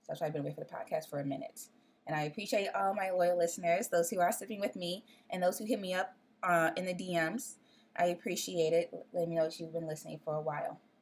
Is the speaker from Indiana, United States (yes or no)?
no; Chicago, Illinois, United States; also born or lived in Decatur, Illinois; I'm from Chicago